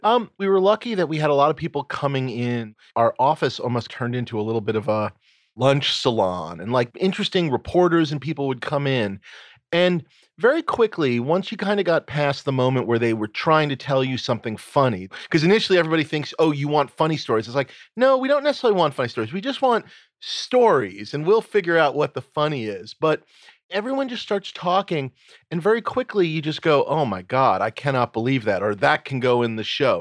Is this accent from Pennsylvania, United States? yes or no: no; New York City, New York, United States; I grew up in New York City.